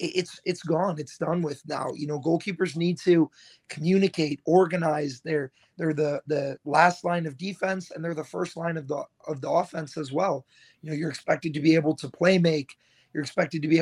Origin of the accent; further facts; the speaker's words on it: Naperville, Illinois, United States; also born or lived in DeKalb, Illinois; now in Madison, United States; I grew up outside of Chicago in like Naperville, Downers Grove area